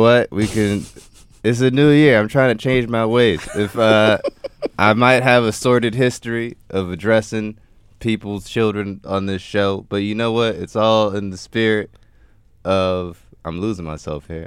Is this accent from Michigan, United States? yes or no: yes; Detroit, Michigan, United States; I'm from Detroit